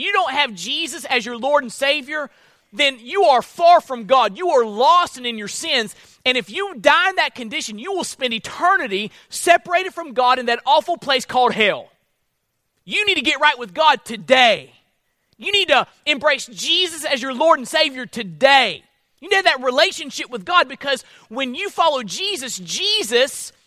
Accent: Florida, United States; I'm from Florida

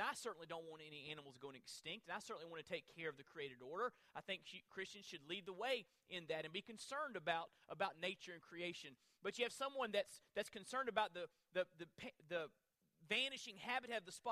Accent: Florida, United States; I'm from Florida

